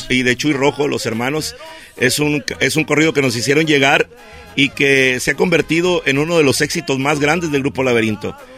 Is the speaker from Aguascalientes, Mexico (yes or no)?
no; Ciudad Obregón, Sonora, Mexico; Somos de esa área en Ciudad Obregón, Sonora, el sur del estado. Ahí nacimos, ahí crecimos